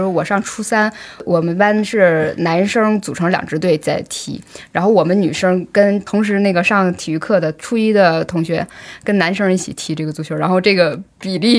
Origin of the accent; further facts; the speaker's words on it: China; 我们中国人